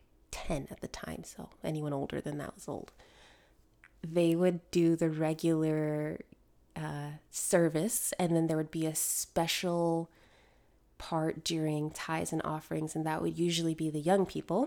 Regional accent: Connecticut, United States; also born or lived in Jamaica (ancestry); now in Georgia, United States; The church I grew up in was in Connecticut

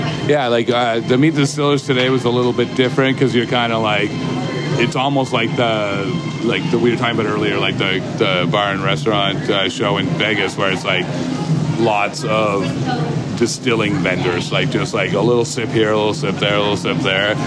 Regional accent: Kitchener, Ontario, Canada; I'm from Kitchener, just outside Toronto.

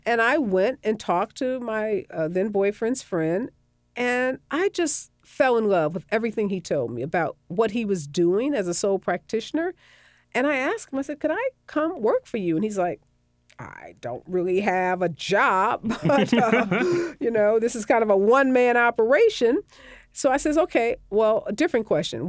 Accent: St. Louis, Missouri, United States; moved away; I worked in Saint Louis, which is my hometown

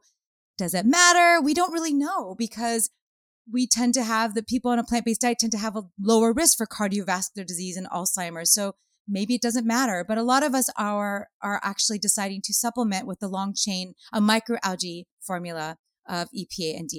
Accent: Los Angeles, California, United States; I grew up in Hollywood

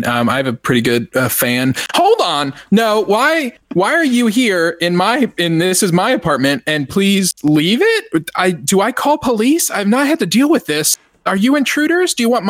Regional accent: Texas, United States; Maybe it's because I'm a Texan and I just don't understand, you know, the accent

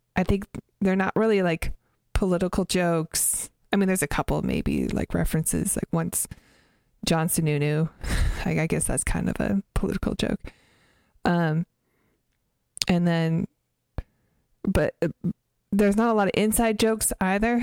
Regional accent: Canada; my family, we grew up in Canada, and we didn't have Comedy Central

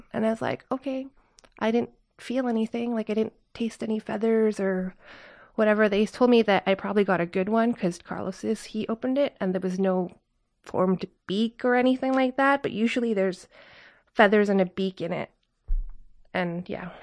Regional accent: Canada; I grew up in North America

